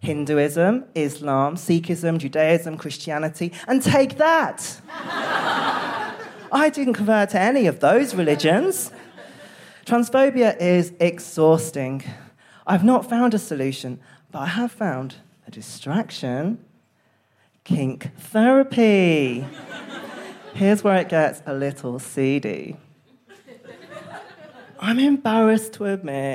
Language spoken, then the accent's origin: English; Essex, East of England, United Kingdom; being from Essex